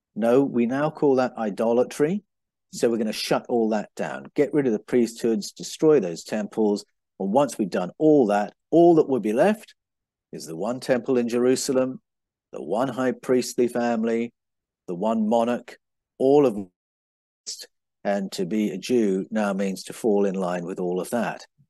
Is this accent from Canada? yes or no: no; England, United Kingdom; moved away; also born or lived in Brazil; When I was growing up in England